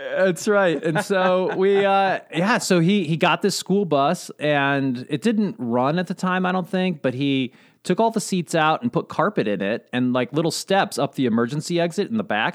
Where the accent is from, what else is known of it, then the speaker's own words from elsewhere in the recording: Southern Indiana, United States; also born or lived in Durango, Colorado; when I was um, almost five years old, my parents decided we were going to move to Southern Indiana and live on a farm with my uncle.